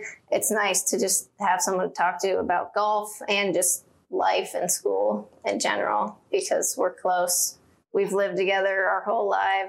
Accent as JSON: {"language": "English", "town": "Ashland", "country": "United States", "tie": "born or raised there"}